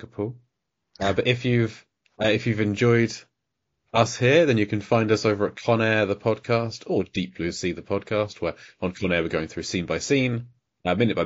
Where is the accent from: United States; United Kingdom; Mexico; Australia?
United Kingdom; I'm British